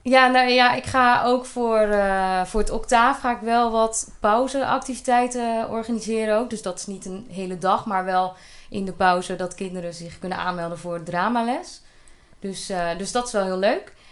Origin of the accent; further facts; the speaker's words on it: Polsbroek, Utrecht, Netherlands; moved away as an adult; now in Elburg, Netherlands; Ik ben geboren in Polsbroek en dat is een heel klein dorpje, gehucht eigenlijk wel, in, eh, in het Groene Hart.